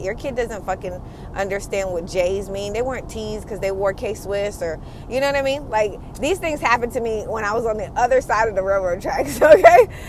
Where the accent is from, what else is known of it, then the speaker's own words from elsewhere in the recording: United States; I am an American kid raised from um, Caribbean parents